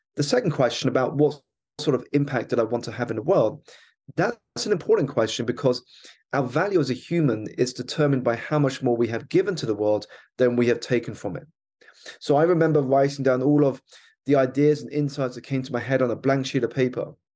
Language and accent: English; United Kingdom; my background is I was born here in the United Kingdom. to two Malaysian Chinese parents who had emigrated here for a better life